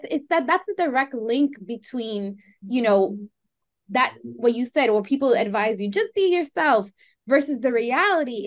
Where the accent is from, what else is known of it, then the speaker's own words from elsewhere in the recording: New York City, New York, United States; I can never really feel grounded in just Colombian or just Greek or just even Latina. It's more so, I'm a New Yorker